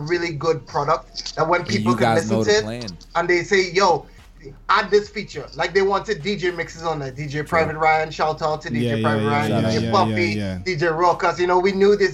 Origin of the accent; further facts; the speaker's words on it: Trinidad & Tobago; moved away as an adult; Coming from Trinidad